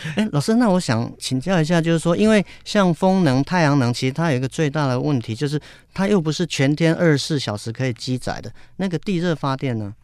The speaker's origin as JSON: {"language": "Chinese", "town": "Yilan", "region": "Yilan County", "country": "Taiwan", "tie": "born or raised there", "said": "我的家乡是在宜兰"}